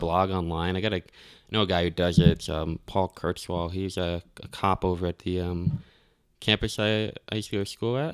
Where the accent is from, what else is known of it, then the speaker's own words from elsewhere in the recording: Albany, New York, United States; now in Colorado, United States; I was born in Albany, I was born in upstate New York